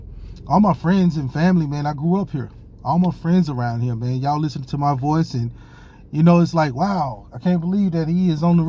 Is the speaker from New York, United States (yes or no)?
no; Hattiesburg, Mississippi, United States; I am so excited to be on WGDQ 93.1 in my hometown of Hattiesburg, Mississippi.